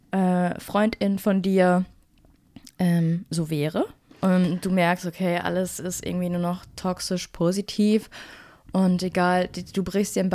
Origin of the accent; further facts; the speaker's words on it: Duisburg, North Rhine-Westphalia, Germany; Ich bin aus Duisburg.